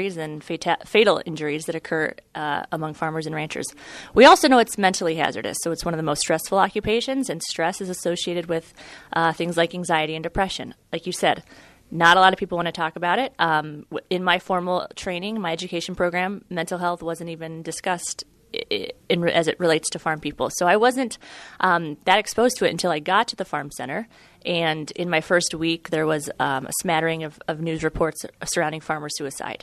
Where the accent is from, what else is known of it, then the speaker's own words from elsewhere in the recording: Central Iowa, United States; moved away as an adult; now in Marshfield, United States; I'm originally from Central Iowa. I'm from a corn and soybean farm there